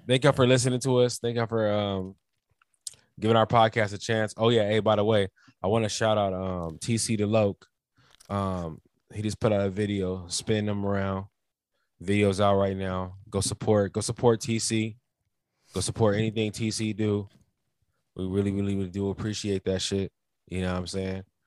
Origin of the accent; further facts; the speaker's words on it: United States; We both black Americans